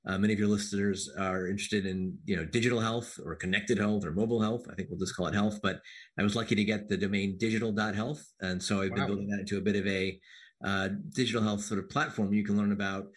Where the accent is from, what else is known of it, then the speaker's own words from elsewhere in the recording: Silver Spring, Maryland, United States; I grew up in Silver Spring, Maryland